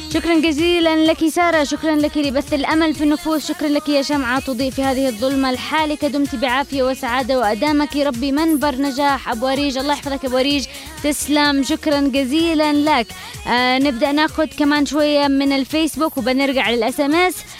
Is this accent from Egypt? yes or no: no; Yemen; كلنا كيمنيين